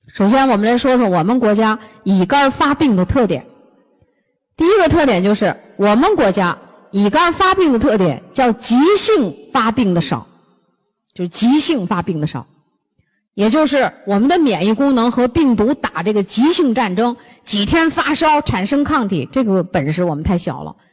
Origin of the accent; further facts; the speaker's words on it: Northeast China, China; 我们东，北方人